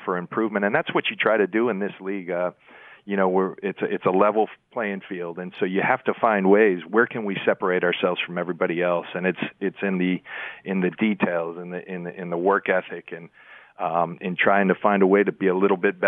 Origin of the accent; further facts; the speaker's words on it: San Diego, California, United States; moved away; also born or lived in Tampa; in my hometown, in the stadium where I used to watch Charger games in front of all my family